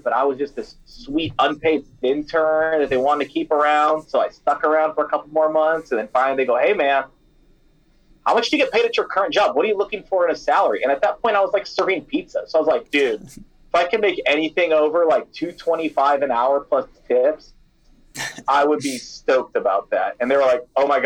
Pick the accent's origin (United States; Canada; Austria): United States; Iowa; I'm from Iowa